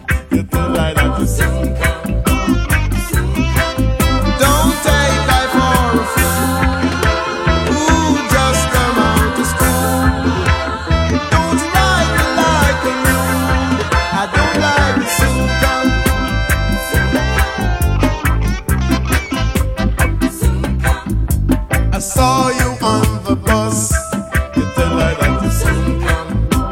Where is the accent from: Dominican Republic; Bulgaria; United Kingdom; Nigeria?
United Kingdom; Birmingham, West Midlands; I was born in Birmingham